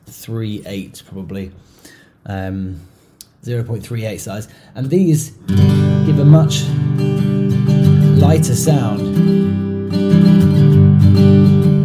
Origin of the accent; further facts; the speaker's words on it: England, United Kingdom; moved away; also born or lived in Europe / Asia; growing up in England and spending a lot of time in countries in Europe and stuff, and then later in Asia